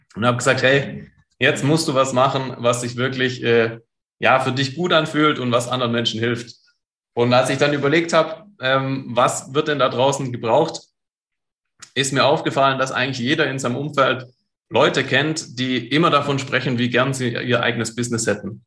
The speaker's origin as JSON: {"language": "German", "town": "Stuttgart", "region": "Baden-Württemberg", "country": "Germany", "said": "einen guten Stuttgarter"}